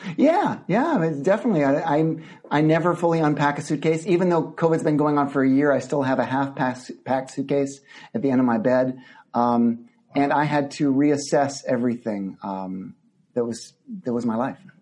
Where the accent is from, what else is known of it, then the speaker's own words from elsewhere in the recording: Midland, Texas, United States; moved away; my childhood growing up in Midland, Texas